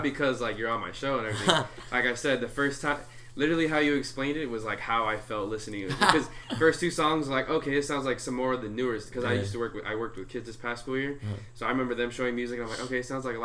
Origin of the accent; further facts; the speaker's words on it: Santa Ana, California, United States; I grew up in Santa Ana